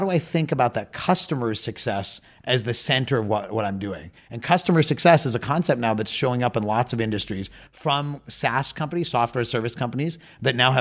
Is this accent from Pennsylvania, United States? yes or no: yes; Pittsburgh, Pennsylvania, United States; I grew up in Pittsburgh, Pennsylvania in the U.S.